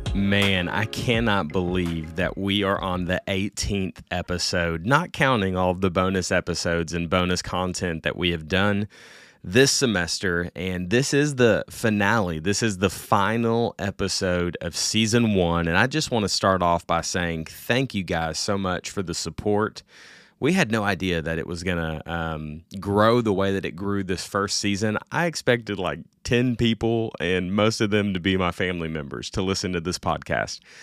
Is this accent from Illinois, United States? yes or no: no; Little Rock, Arkansas, United States; I am from Little Rock, Arkansas